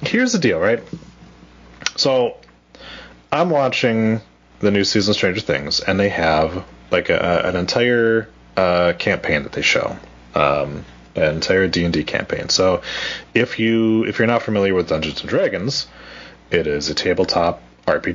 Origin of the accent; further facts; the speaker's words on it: Wisconsin, United States; accent: Wisconsin; my Wisconsin accent